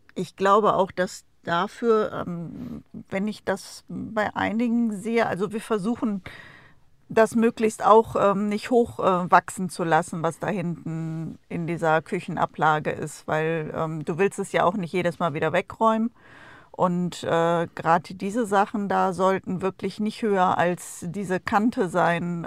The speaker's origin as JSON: {"language": "German", "country": "Germany", "tie": "born or raised there", "moved": "yes", "said": "unser Geburtsland"}